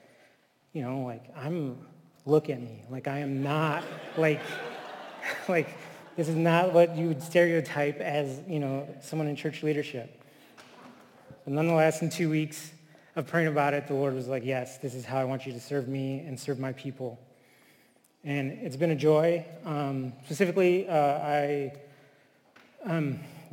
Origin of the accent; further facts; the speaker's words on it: Flint, Michigan, United States; also born or lived in Texas / California / Taos Pueblo, New Mexico; now in Chicago, United States; I grew up in Flint, Michigan